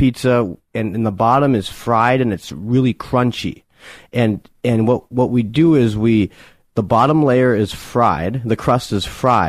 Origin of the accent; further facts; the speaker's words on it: Michigan, United States; moved away as an adult; now in New York, United States; I'm from Michigan, love Detroit-style pizza. I've been in New York for just over a year.